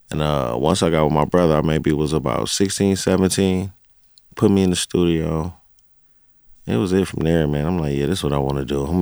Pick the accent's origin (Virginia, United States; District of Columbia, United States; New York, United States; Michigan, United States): Michigan, United States; Pontiac; I'm from Yaktown. Pontiac, Michigan. Yaktown. Yeah, um, born and raised. Uh, I was the firstborn in my family in Pontiac, for real, for real.